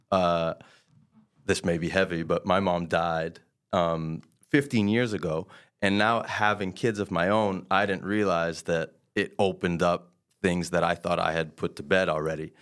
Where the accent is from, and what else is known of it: Quebec, Canada; born or raised there; first language French; English is a second language